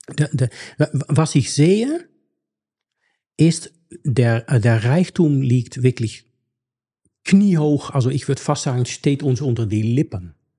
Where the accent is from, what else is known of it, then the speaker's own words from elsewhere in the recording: Netherlands; German is a second language; moved away; ich bin in Niederlande aufgewachsen